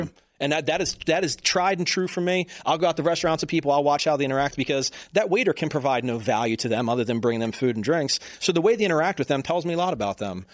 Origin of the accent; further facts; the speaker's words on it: Baltimore, Maryland, United States; I'm from Baltimore